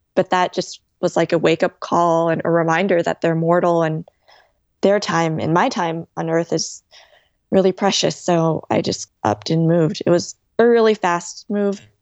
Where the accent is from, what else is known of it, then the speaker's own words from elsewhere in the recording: California, United States; moved away as an adult; now in New York, United States; I'm originally from California, had been a California girl, like, my whole life